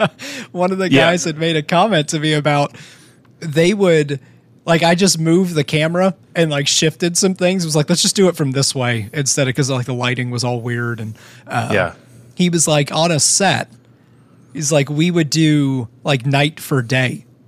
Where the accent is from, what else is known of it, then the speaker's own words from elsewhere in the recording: Canton, Ohio, United States; I'm from Canton, Ohio.